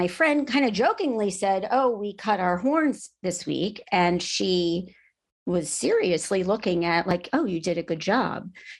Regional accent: South Florida, United States; moved away as an adult; now in Georgia, United States; And I was from South Florida

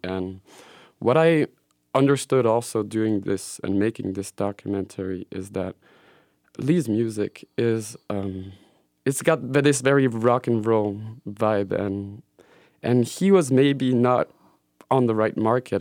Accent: Switzerland; moved away; also born or lived in Belgium; I grew up in Switzerland and spent a couple of years in Belgium

